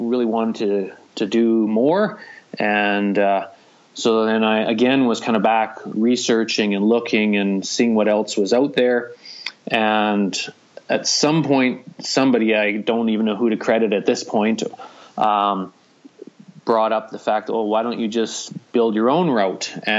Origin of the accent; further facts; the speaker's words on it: Hinton, Alberta, Canada; we're located on the Alberta Rockies route, conveniently right in my hometown